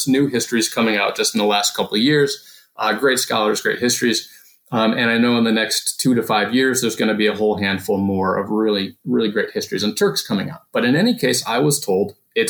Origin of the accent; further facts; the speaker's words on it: Northwest Indiana, United States; I grew up in Northwest Indiana, about 40 minutes south of downtown Chicago